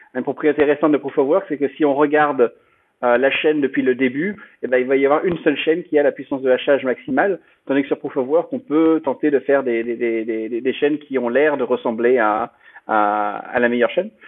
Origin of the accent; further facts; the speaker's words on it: France; moved away as an adult; also born or lived in United States; je suis euh, français à l'origine. Euh, j'ai grandi, j'ai grandi en France, j'ai fait mes études ici, et puis bon, j'ai vécu aux États-Unis pendant depuis une douzaine d'années